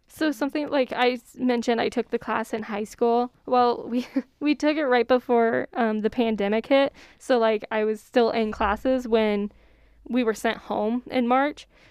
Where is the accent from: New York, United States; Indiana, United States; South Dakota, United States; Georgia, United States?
South Dakota, United States; Courage; I'm from Courage, so we'll go up to Yankton to shop.